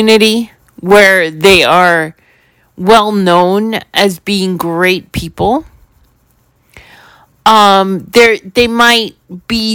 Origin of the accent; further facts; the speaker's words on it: New York City, New York, United States; growing up in New York City, in a building, in an apartment building